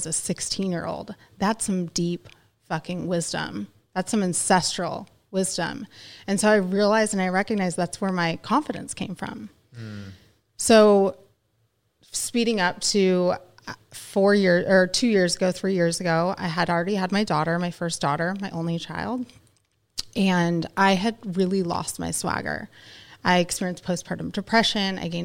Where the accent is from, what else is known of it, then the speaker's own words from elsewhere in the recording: Ohio, United States; also born or lived in California; I'm from California, but I went to high school in Ohio